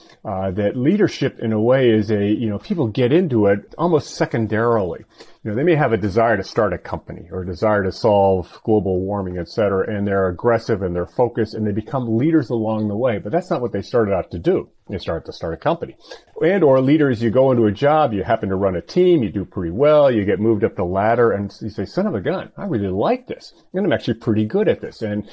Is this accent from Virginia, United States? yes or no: no; California, United States; moved away as an adult; also born or lived in North Carolina / Minnesota / Bay Area; growing up in California and then 8 years in North